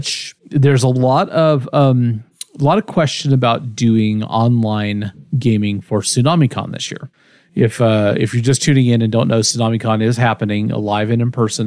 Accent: Kansas, United States; also born or lived in El Dorado, Kansas; I grew up in Kansas mostly

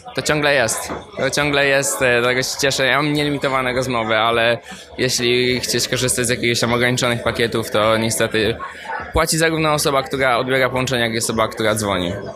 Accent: Poland; moved away as an adult; now in United States; jestem z Polski

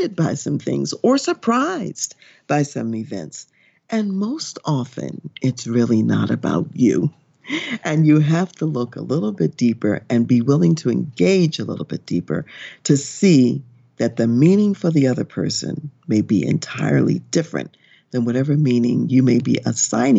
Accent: United States

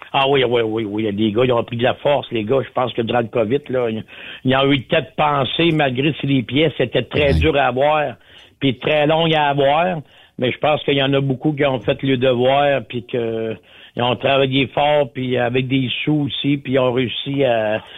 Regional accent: Quebec, Canada; chez nous, au Québec

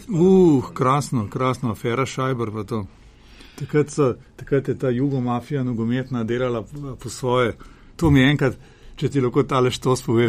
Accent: Slovenia; Slovenci smo

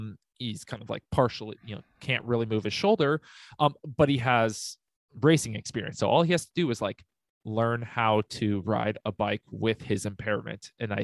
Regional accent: United States; Yeah, but I mean, I grew up in the mountains. I grew up outside of Lake Tahoe and stuff. So we had winter where I grew up.

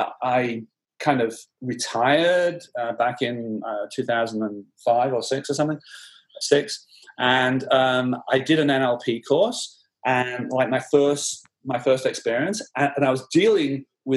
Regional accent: Blackburn, North West England, United Kingdom; born there; accent: soft Northern; No, I'm British. I was born in Blackburn in the Northwest.

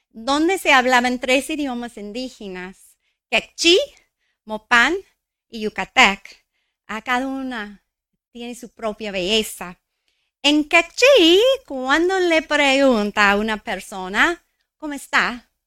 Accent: New Mexico, United States; Crecí en Nuevo México, el centro ah, de la cultura indígena de los Estados Unidos. quizás es por eso llamamos nuestro estado la Tierra Encantada.

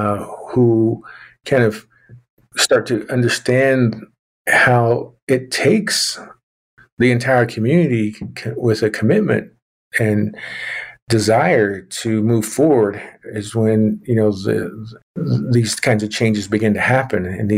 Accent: Oklahoma, United States; you know, I'm a Native American male. I grew up in southwestern Oklahoma, and you know, kind of lost my accent there over time.

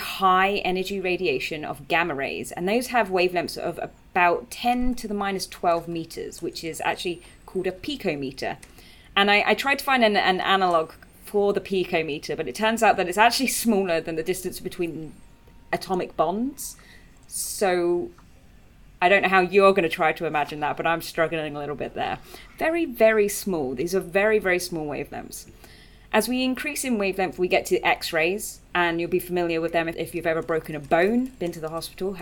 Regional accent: United Kingdom; we're all British

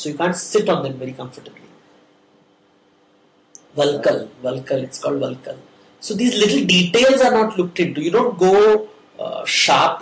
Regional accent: India; I'm from India

